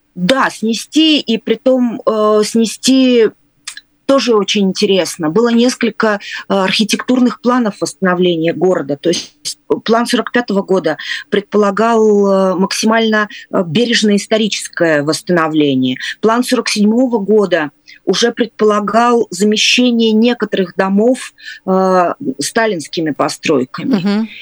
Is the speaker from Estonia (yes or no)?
yes; Narva, Ida-Viru County, Estonia; also born or lived in Leningrad; Я выросла, я не, я не родилась в Нарве, я родилась, э, в Ленинграде, но я выросла в Нарве.